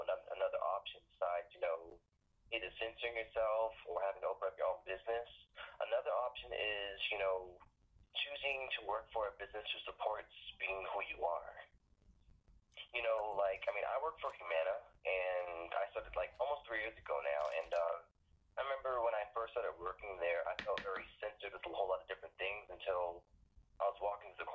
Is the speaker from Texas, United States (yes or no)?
no; Johns Island, South Carolina, United States; accent: Geechee; I'm from John's Island, South Carolina